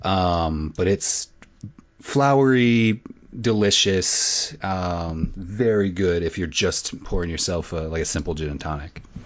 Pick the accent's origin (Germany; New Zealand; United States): United States; Illinois; I'm only from Illinois